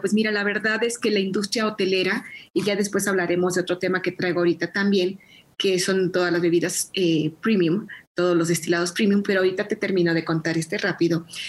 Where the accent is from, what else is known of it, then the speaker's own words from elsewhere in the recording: Mexico; como mexicanos